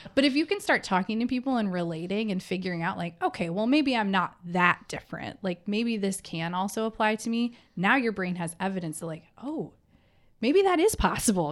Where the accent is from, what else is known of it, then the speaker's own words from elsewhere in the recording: middle Michigan, United States; I grew up in a small farm town, surrounded by people that looked like me.